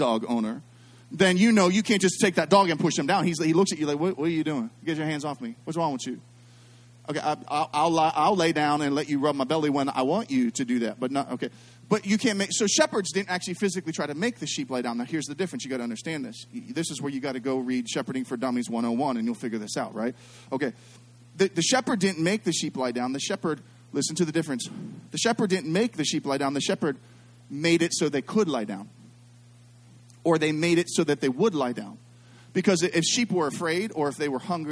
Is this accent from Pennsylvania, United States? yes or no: yes; Pittsburgh, Pennsylvania, United States; I'm from Pittsburgh